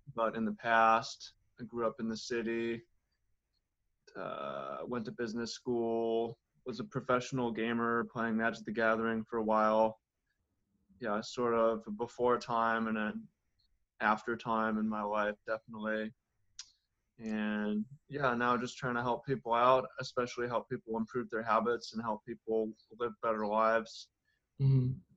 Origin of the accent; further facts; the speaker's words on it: Seattle, Washington, United States; I grew up in Seattle, and it was a bit rough for me